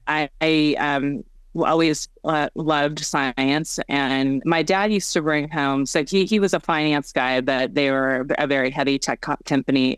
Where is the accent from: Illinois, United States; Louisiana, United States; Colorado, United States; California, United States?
California, United States; Bay Area; also born or lived in South Korea; adopted as a homeless orphan in, in South Korea to um, American uh, Caucasian American family um, here in the Bay Area.